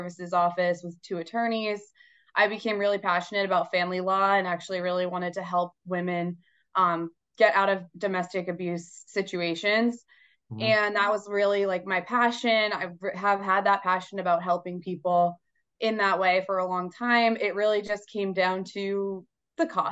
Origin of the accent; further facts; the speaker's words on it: Boston, Massachusetts, United States; I'm from Boston, Mass. Grew up in the Boston area. I've lived in Boston my entire life.